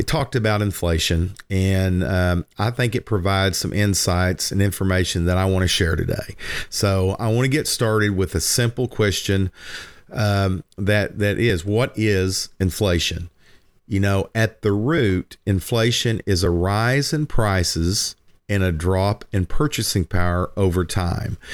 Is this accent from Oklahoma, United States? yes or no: yes; Lindsay, Oklahoma, United States; as a kid growing up in Lindsay on Murray Hill